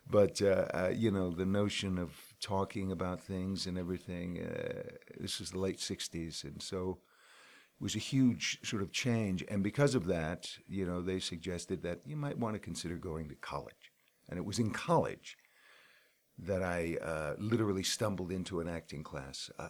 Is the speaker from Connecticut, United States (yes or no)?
yes; New Haven, Connecticut, United States; I grew up in New Haven.